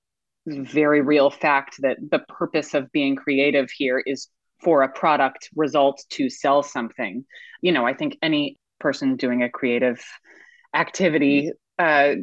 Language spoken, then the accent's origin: English; United States; also born or lived in New York / Connecticut; I grew up in New York and then Connecticut